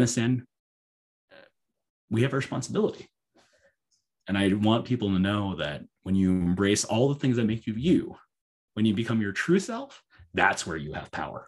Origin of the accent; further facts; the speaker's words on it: United States; I'm as American as apple pie